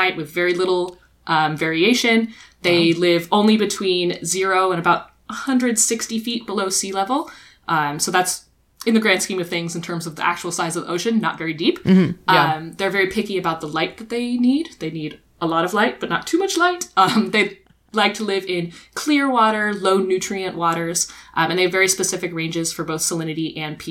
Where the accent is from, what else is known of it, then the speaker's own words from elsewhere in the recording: Texas, United States; moved away; I'm originally from Texas